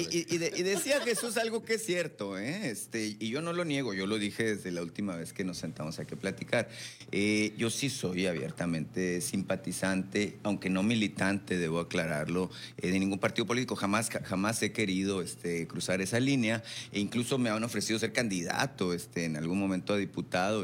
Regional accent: Sonora, Mexico; todos somos sonorenses

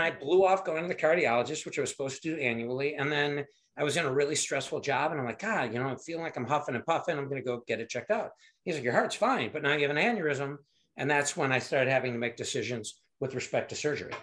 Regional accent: Michigan, United States; moved away as an adult; also born or lived in Fort Carson, Colorado / Chicago area; now in Cary, Illinois, United States; I grew up in Michigan

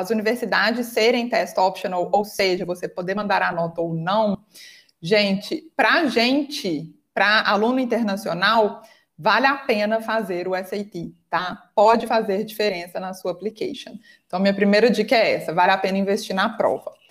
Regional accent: Minas Gerais, Brazil; eu sou de Minas, acho que vocês perceberam pelo meu sotaque, né?

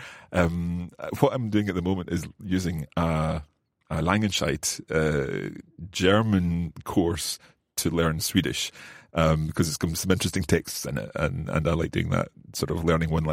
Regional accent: Scotland, United Kingdom; accent: Scottish; my Scottish accent, right. My English accent. I'm told that, and actually when I listen back to some of the earlier Coffee Break French and Spanish episodes, I was a wee bit more chuchtery, a wee bit more Scottish.

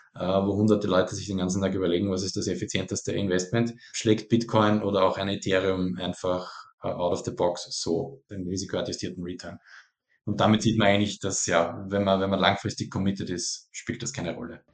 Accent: Austria; Ich bin selber Österreicher

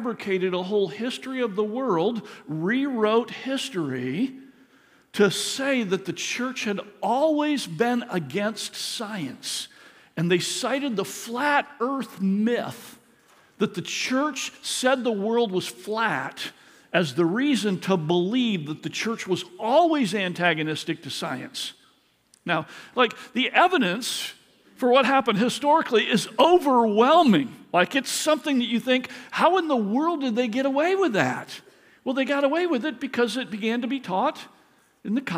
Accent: Michigan, United States; when I grew up in Michigan, in elementary school

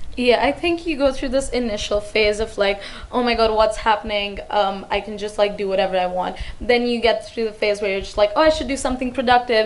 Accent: India; moved away as an adult; now in Hong Kong; I grew up in India, and now I've been in Hong Kong for about three years

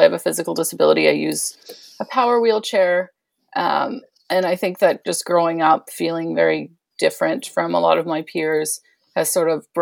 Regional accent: Toronto, Ontario, Canada; I'm from Toronto in Canada

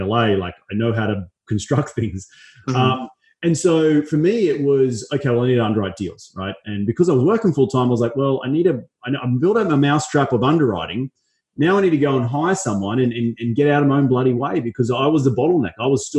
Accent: Australia; also born or lived in Los Angeles; now in United States; I'm from Australia, go back there 2 or 3 times a year

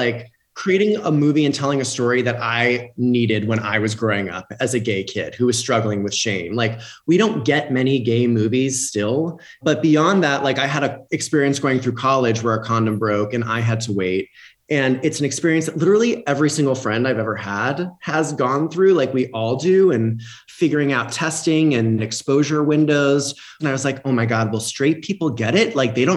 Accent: Florida, United States; growing up where we grew up in Florida

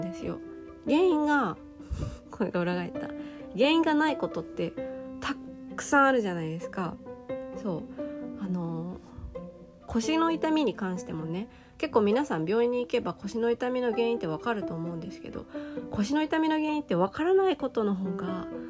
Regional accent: Japan; 日本で生まれ育った私

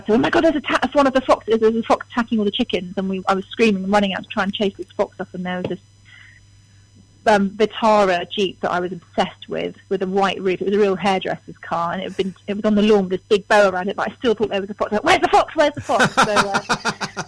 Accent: East Sussex, South East England, United Kingdom; born or raised there; also born or lived in London / Eastbourne / Piddinghoe

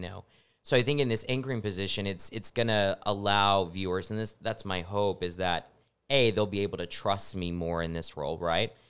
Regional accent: Snyder, Texas, United States; also born or lived in Lubbock, Texas; now in San Antonio, United States; I'm from Snyder, Texas

